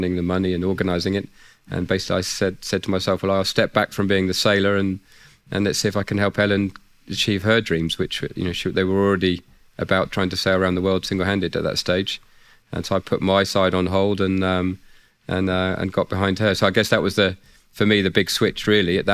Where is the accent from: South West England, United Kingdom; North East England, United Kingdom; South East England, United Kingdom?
South East England, United Kingdom; Isle of Wight; I grew up on the Isle of Wight in England.